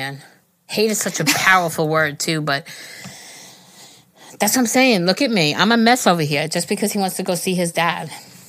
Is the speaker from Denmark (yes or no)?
yes; Denmark; English is a second language; I'm 22, and I'm from Denmark.